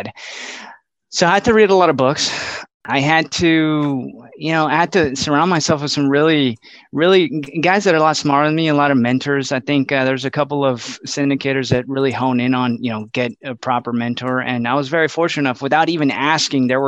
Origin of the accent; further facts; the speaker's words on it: Laredo, Texas, United States; moved away as an adult; now in San Antonio, United States; born and raised in Laredo, Texas.